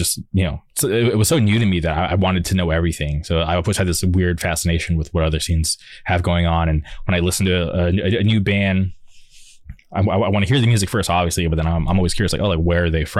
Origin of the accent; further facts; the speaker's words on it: Palm Springs, California, United States; because I grew up in the Palm Springs area